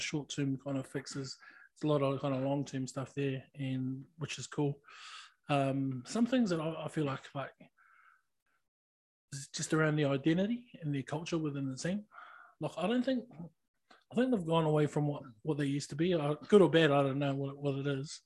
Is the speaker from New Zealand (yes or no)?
yes; New Zealand; I'm still a Kiwi.